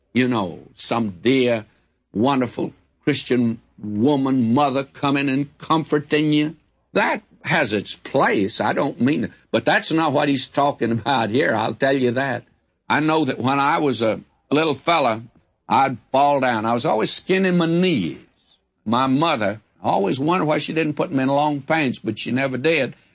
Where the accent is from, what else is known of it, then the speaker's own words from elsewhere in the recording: the South, United States; I'm a Southerner